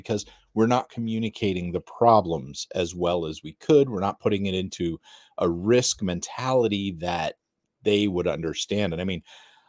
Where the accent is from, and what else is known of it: United States